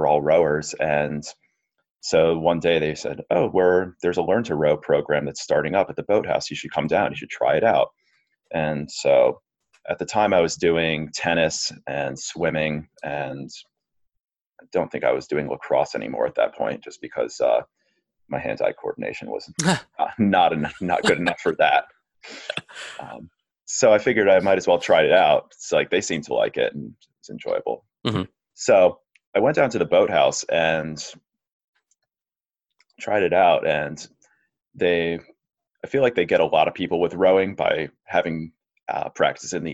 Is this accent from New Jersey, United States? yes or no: no; Providence, Rhode Island, United States; growing up in Providence